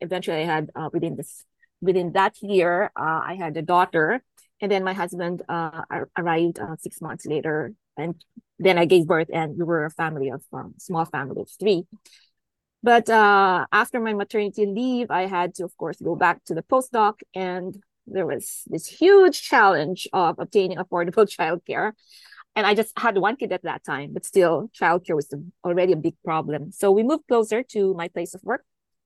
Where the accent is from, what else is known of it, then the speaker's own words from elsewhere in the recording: Philippines; now in Vancouver, Canada; I've been in Metro Vancouver for the last 18 years. I immigrated from the Philippines.